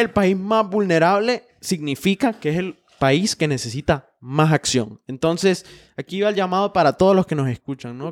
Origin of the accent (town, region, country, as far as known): Honduras